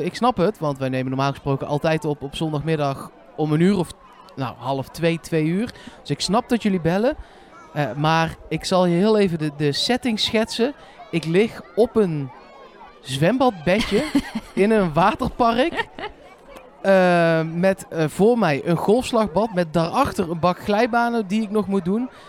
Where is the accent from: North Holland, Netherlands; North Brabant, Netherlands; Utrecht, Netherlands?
North Brabant, Netherlands; Eindhoven; Ja, ik kom uit Eindhoven